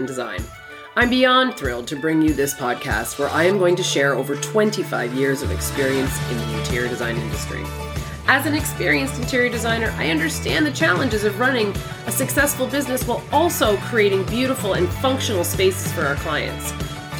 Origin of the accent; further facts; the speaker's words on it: Canada; also born or lived in Toronto area, Ontario, Canada; I'm a Canadian